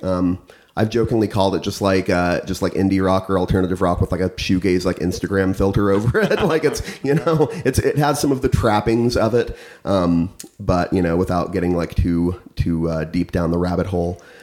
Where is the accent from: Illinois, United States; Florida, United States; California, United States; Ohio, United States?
Illinois, United States; central; now in St. Louis, United States; I'm from more central corn and cow country in uh, middle Illinois